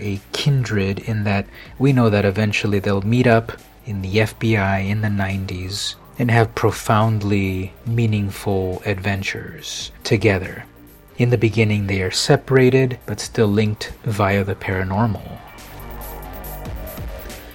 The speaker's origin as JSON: {"language": "English", "town": "San Diego", "region": "California", "country": "United States", "tie": "born or raised there", "said": "this one pulls at my hometown pride, because it takes place in San Diego, where this podcast is coming to you from."}